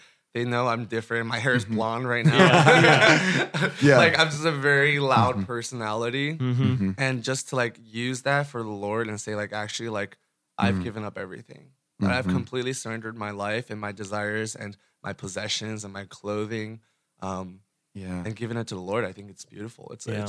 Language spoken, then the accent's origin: English; New York, United States; moved away; also born or lived in rural Ohio; Yeah, I grew up in New York from an immigrant family. My family's from Taiwan.